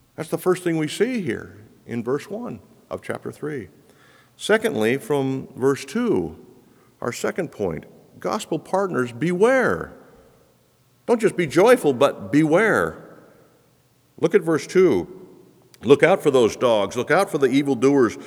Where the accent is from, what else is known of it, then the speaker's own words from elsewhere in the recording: Quito, Pichincha, Ecuador; moved away; the streets of Quito, where I grew up